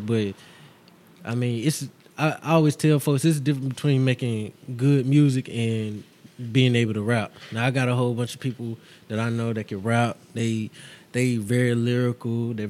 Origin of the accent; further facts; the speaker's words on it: Texas, United States; born there; You know, I was born in Texas, so I love all that Texas shit.